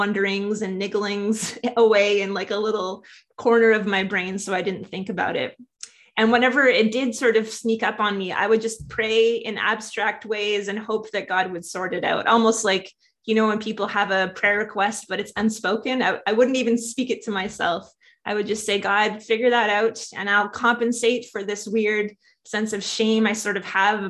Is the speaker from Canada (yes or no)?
yes; Saskatoon, Saskatchewan, Canada; also born or lived in Lethbridge, Alberta; I was born in Lethbridge, where my dad was a pastor for a while. And I only sadly spent the first 6 weeks of my life in Alberta before he took a job at Emmanuel Baptist in Saskatoon. And that became really my church home for most of my life.